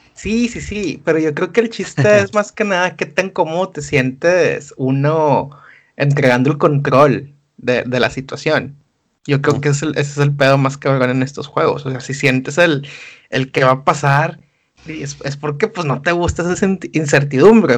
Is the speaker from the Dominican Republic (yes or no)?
no; Monterrey, Nuevo León, Mexico; Monterrey, en México, tenemos formas que suenan un poco más bonitas